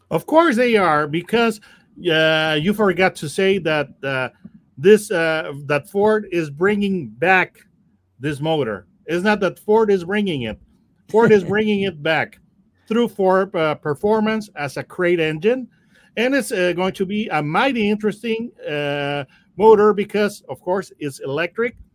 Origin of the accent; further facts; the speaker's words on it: Mexico; And I am … from Mexico.